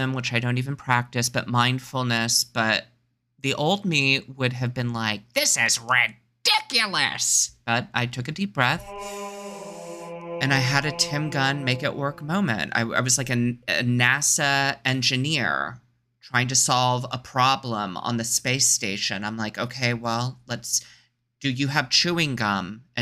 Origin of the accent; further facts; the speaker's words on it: Texas, United States; now in Los Angeles, United States; I'm from Texas and it rains there all the time